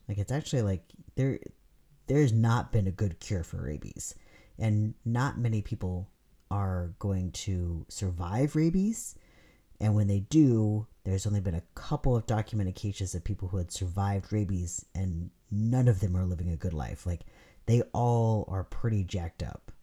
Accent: California, United States; moved away; I'm from California

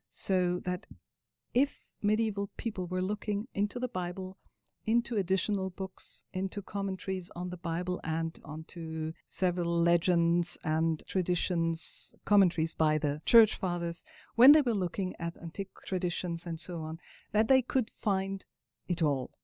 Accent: Frankfurt am Main, Hesse, Germany; I am myself from Frankfurt

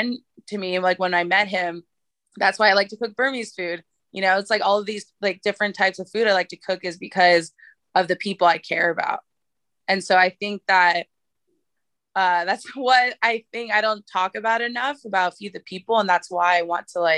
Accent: San Francisco, California, United States; I live right over the hill from Alamany Farm, and, you know, I'm like grew up in San Francisco

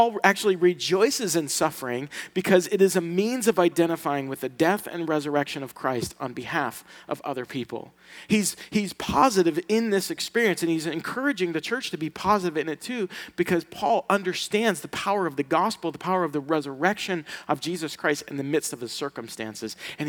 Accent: Sicily, Italy; from Sicily. And us Sicilians, we don't get invited to anything.

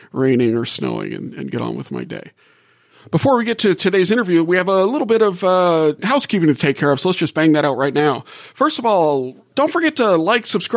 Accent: Gulf South, United States; moved away as an adult; I grew up in the Gulf South and just moved here

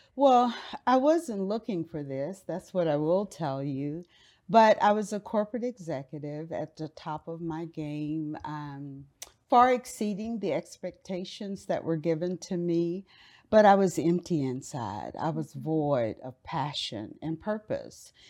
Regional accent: Miami, Florida, United States; now in Dallas, United States; I grew up in Miami, Florida

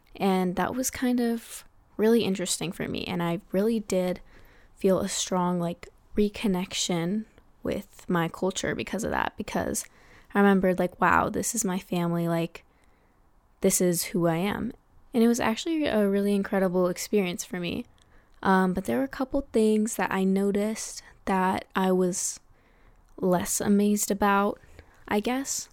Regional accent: United States; here in America, Tagalog is a pretty rare language

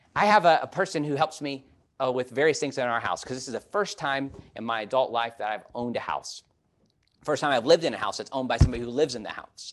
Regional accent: Chicago, Illinois, United States; moved away; growing up in Chicago

